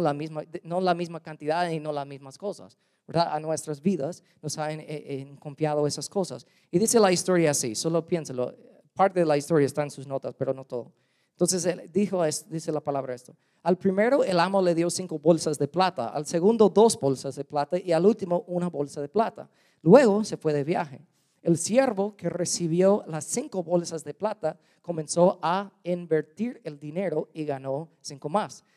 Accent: United States; Spanish is a second language; also born or lived in Guatemala; now in Louisiana, United States; soy gringo

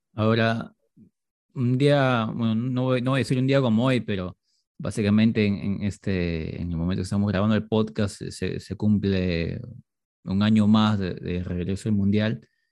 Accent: Peru; acá como peruanos

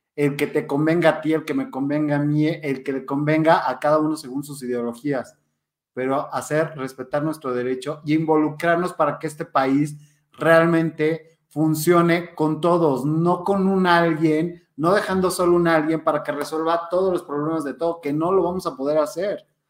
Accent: Mexico; como mexicanos

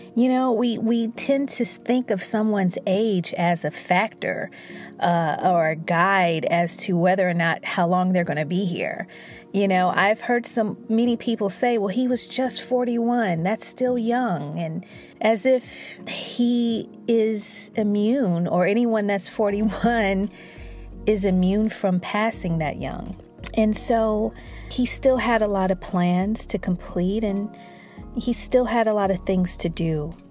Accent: Chicago, Illinois, United States; I'm from Chicago

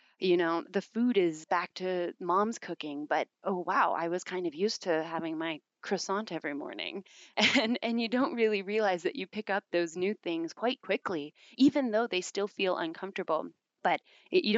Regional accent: small town outside of Calgary, Alberta, Canada; also born or lived in Bordeaux, France / Lyon, France / Paris, France; I'm actually not from Calgary. I'm from a small town outside of Calgary

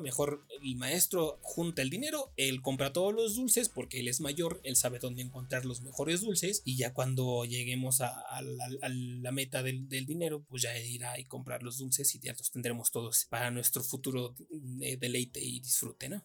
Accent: Mexico

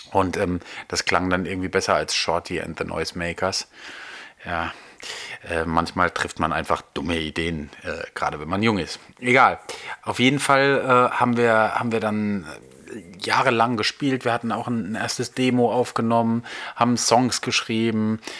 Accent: Nussloch, Baden-Württemberg, Germany; also born or lived in Heidelberg; in Heidelberg bin ich geboren worden und im Nachbarort aufgewachsen. Ähm, äh, und zwar in Nussloch.

